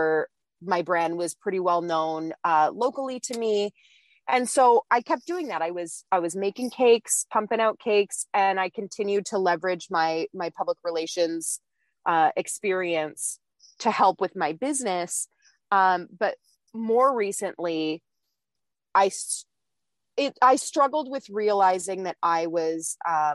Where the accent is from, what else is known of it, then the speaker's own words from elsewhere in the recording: Ontario, Canada; I'm from Canada. I grew up my whole life